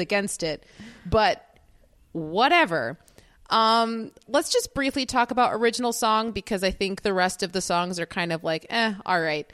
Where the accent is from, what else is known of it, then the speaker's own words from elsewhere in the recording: United States; as an American